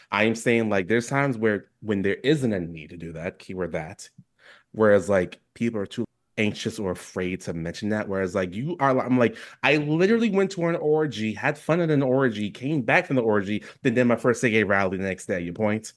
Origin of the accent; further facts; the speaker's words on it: New York City, New York, United States; now in Oregon, United States; I'm still from New York City.